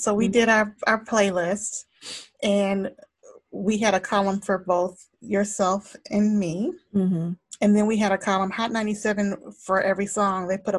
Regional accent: Georgia, United States; Like I tell my kids, I'm from Zone 6.

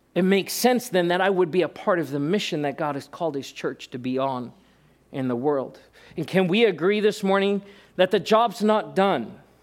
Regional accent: South Africa; moved away; being born in South Africa

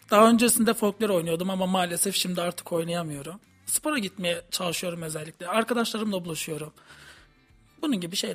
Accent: Samsun, Turkey; now in Kayseri, Turkey; Erciyes Üniversitesi Harita Mühendisliği bölümünde okuyorum. Dördüncü sınıf öğrencisiyim. Samsunluyum.

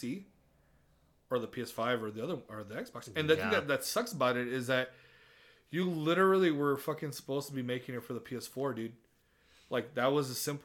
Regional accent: Texas, United States; accent: Southern; we're from Texas

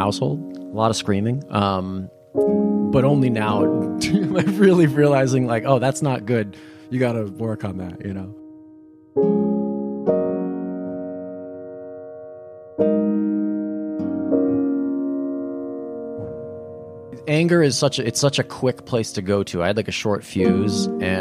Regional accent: Berkley, Massachusetts, United States; I was raised in Berkeley, Massachusetts.

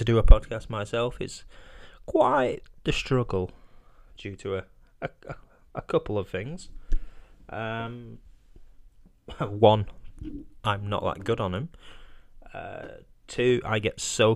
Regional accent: United Kingdom

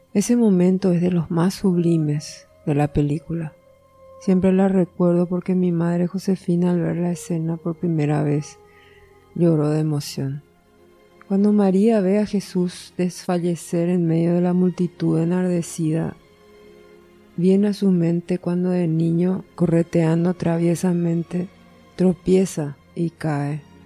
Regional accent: Asunción, Paraguay; also born or lived in Rio de Janeiro, Brazil / Argentina; Y yo soy asuncena. Viví toda mi vida en Asunción, salvo que nací en Río de Janeiro, Brasil. Pero a los cuatro años volvimos

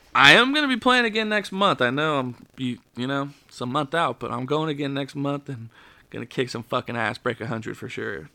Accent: United States; we're American

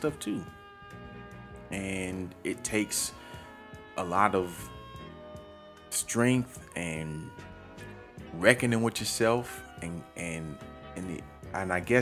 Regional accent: Orlando, Florida, United States; moved away as an adult; now in Atlanta, United States; I'm from Orlando

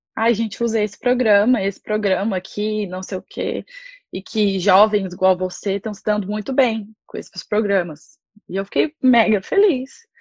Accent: Anápolis, Goiás, Brazil; moved away as an adult; now in Ireland; eu sou de Anápolis, interior de Goiás

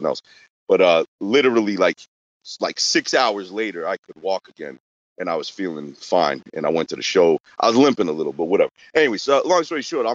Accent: Boston, Massachusetts, United States; I'm from Boston

